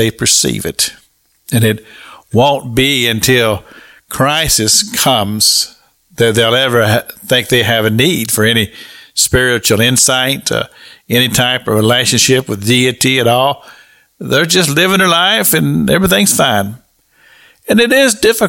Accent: Kentucky, United States; I grew up in Kentucky

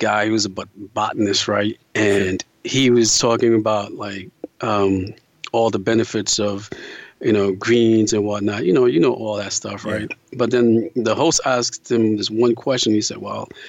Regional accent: United States

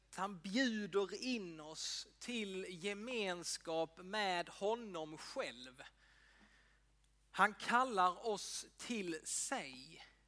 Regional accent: Ängelholm, Skåne, Sweden; jag är uppväxt i EFS-kyrkan i Ängelholm

